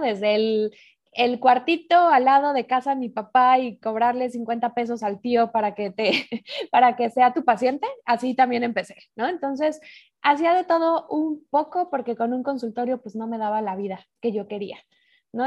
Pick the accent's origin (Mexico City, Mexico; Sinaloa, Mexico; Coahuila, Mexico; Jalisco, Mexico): Mexico City, Mexico; moved away as an adult; now in Madrid, Spain; yo nací en Ciudad de México